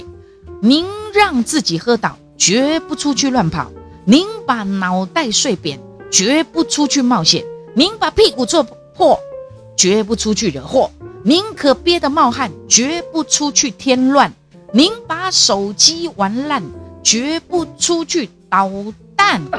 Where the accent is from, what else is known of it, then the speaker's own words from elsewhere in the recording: Taiwan; 世界的人敢看好哦，我们台湾人只示范一次哦，在两周内要解除三级哦